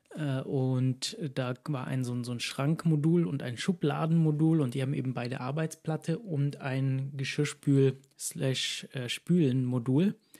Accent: Ulm, Baden-Württemberg, Germany; moved away as an adult; von meiner ursprünglichen Stadt, ursprünglich aus Ulm. Mhm. Und da sehr lange gewohnt

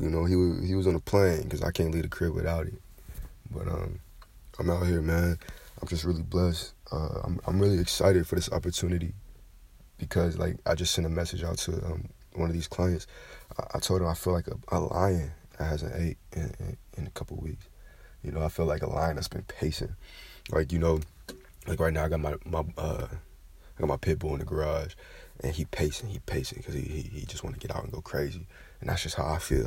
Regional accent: Kentucky, United States; now in Georgia, United States; Like I'm from the South originally. You know, I'm from Kentucky. I was born in Kentucky. Um, now I'm in Georgia.

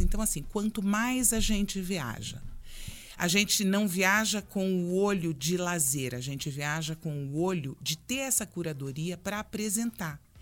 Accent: Londrina, Paraná, Brazil; also born or lived in Brasília; now in Curitiba, Brazil; Eu sou de Londrina e morei muitos anos em Brasília

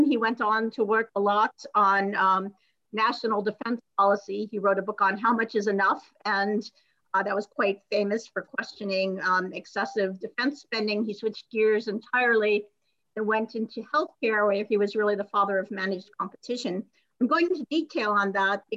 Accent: Santa Monica, California, United States; also born or lived in Seattle, Washington; I was born in Seattle, but I grew up in Santa Monica, California, by the beach

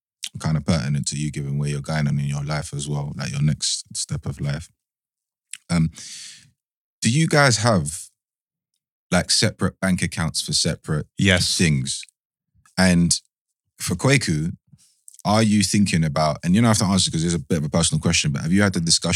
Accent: London, United Kingdom; kids that we grew up with in London

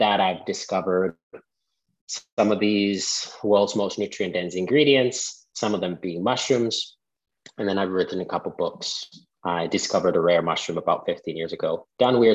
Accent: Finland; moved away as an adult; I was born and raised in Finland

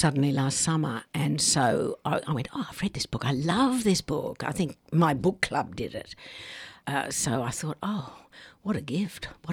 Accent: Tamworth, New South Wales, Australia; I grew up in Tamworth, a centre of country and western music, or country music.

